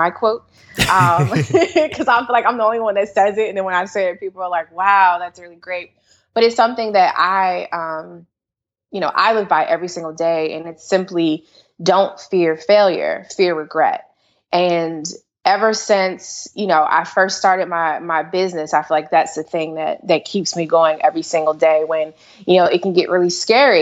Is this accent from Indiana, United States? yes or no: no; Maryland, United States; also born or lived in Washington, D.C. / Prince George's County, Maryland; I'm actually from Washington, D.C., born in Washington, D.C., raised in Maryland and PG County, and mainly Montgomery County